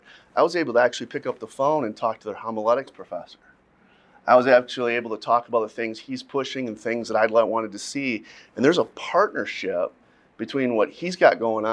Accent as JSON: {"language": "English", "region": "Midwest", "country": "United States", "said": "I'm from the Midwest"}